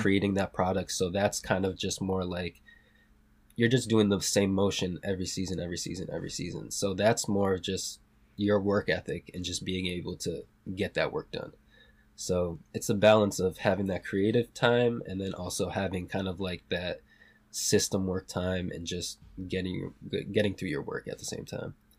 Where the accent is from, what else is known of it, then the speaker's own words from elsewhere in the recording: South Hadley, Massachusetts, United States; also born or lived in Puerto Rico; I grew up in Western Mass, a small town called South Hadley